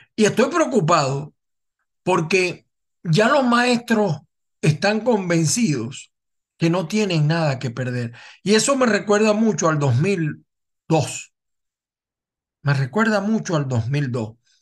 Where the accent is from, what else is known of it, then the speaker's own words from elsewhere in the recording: Venezuela; como venezolano